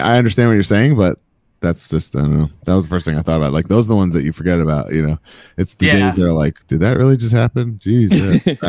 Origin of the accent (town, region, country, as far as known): New York, United States; born or raised there